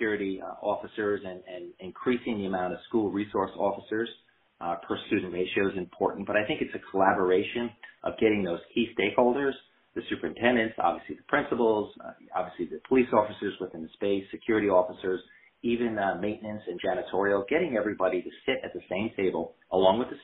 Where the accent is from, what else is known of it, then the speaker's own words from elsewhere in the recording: North Shore of Long Island, New York, United States; now in North Carolina, United States; growing up on the North Shore of Long Island